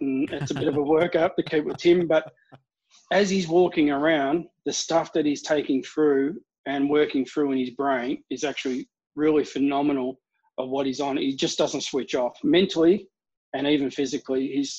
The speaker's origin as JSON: {"language": "English", "town": "Melbourne", "region": "Victoria", "country": "Australia", "said": "I'm from Melbourne."}